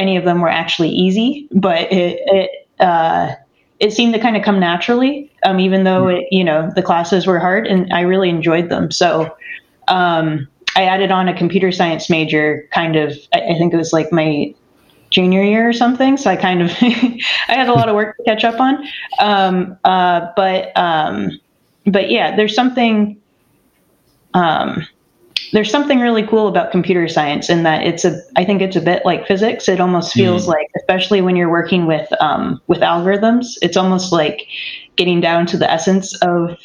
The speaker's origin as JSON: {"language": "English", "area": "near Sacramento", "region": "California", "country": "United States", "tie": "born or raised there", "said": "I grew up near Sacramento on an organic farm."}